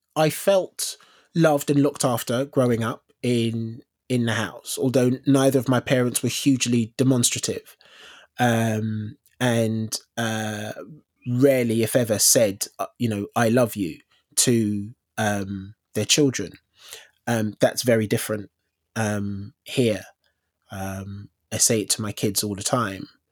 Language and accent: English; London, United Kingdom; moved away as an adult; also born or lived in Elephant and Castle / Tooting; I grew up in, I grew up in South London.